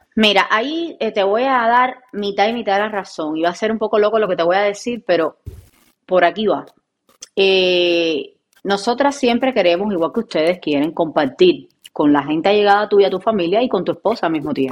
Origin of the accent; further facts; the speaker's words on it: Cuba; moved away; Yo vengo de Cuba